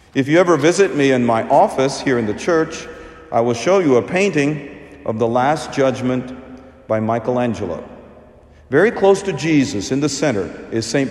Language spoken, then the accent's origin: English; India; moved away; my home country. So, we Indians